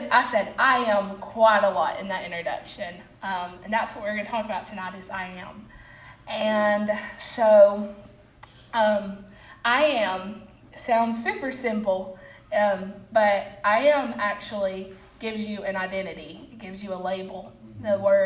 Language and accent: English; Albertville, Alabama, United States; I'm from Albertville, but I am a church member at Boaz